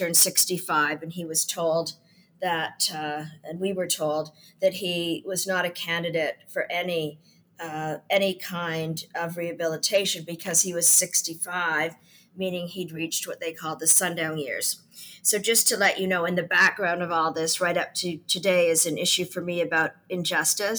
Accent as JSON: {"language": "English", "country": "Canada", "also_born_or_lived": "United Kingdom", "said": "I come from Canada. I live between Canada and the UK"}